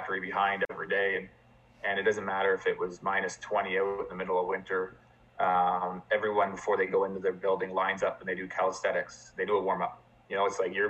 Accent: Burlington, Ontario, Canada; I'm from Burlington.

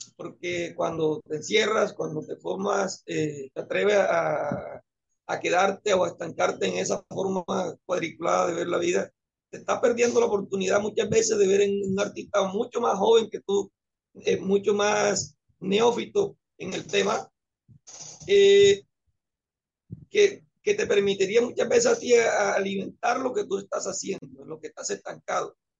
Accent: Antioquia, Colombia; now in Caribbean Coast, Colombia; Yo soy antioqueño

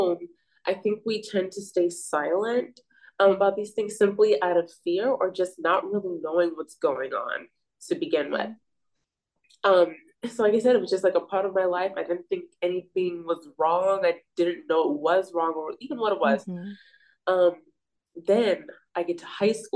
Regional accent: Bay Area, California, United States; I'm from the Bay Area

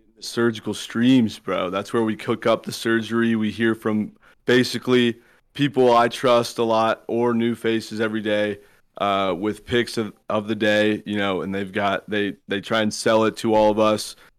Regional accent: Southern California, United States; I was from Southern California

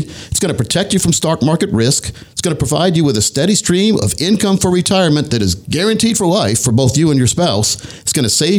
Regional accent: Scotland County, North Carolina, United States; I used to have a garden growing up in Scotland County, North Carolina

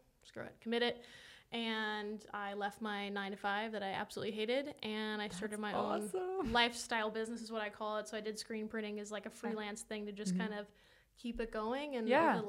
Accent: Hilton Head Island, South Carolina, United States; also born or lived in Florida Keys; I was actually born and raised on the East Coast. Hilton Head Island, South Carolina is my hometown and currently where I live

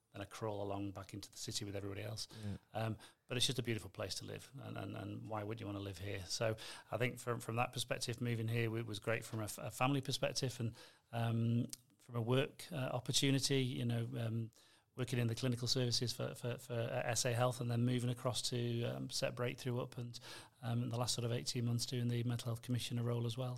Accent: North West England, United Kingdom; accent: between Manchester and Liverpool; moved away as an adult; now in Adelaide, Australia; come from the northwest of England, so I'm guessing my accent's the variety for today's show. Um, not quite a Manchester accent, not quite a Liverpool accent. It sort of blends in between.

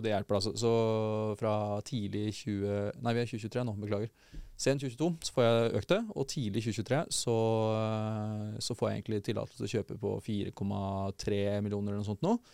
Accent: Porsgrunn, Telemark, Norway; born or raised there

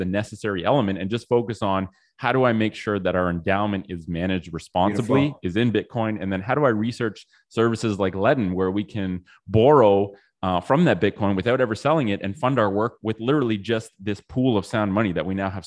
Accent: Ottawa, Ontario, Canada; also born or lived in Australia; I grew up in Ottawa

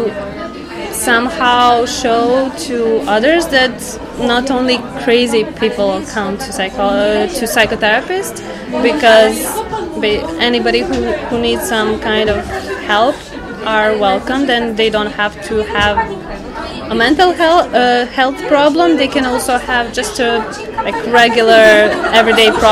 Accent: Serbia; moved away; also born or lived in Novi Sad; I'm originally from Serbia

